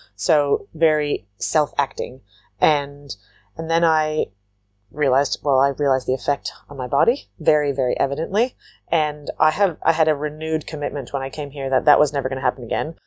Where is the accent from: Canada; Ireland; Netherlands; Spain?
Canada; Waterloo, Ontario; also born or lived in New Zealand; I come from Waterloo, Ontario, Canada, which is a, it's a city with agriculture right outside of it. And I grew up on an organic farm